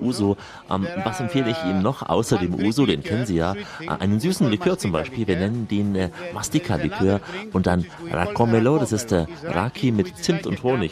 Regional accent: Germany; Bei uns in Deutschland

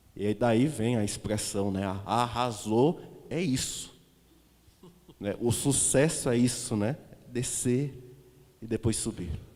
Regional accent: Caruaru, Pernambuco, Brazil; eu sou caro aruense, eu sou pernambucano

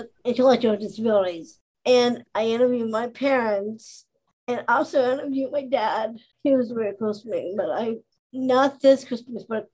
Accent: Pittsburgh, Pennsylvania, United States; I grew up here in Pittsburgh

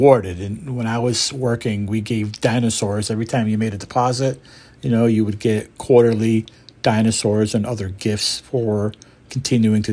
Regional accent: Syracuse, New York, United States; also born or lived in Montreal, Canada; I was born in Montreal, Canada, lived there for 6 or 7 years behind coming to America with my mother and father and my sister. Basically, was living in Syracuse, New York. And went to high school here and middle school

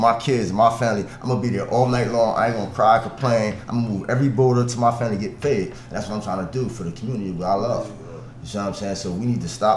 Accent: Trenton, New Jersey, United States; West the best, baby. Projects, Eisenhower. You know what's going on. Shout out EA, Building 8. I was born and raised in the projects

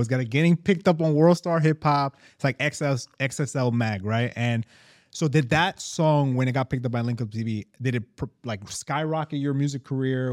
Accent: New York, United States; we're from New York

